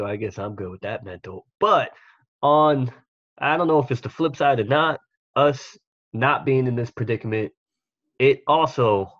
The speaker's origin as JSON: {"language": "English", "town": "New York City", "region": "New York", "country": "United States", "said": "we're from Staten Island."}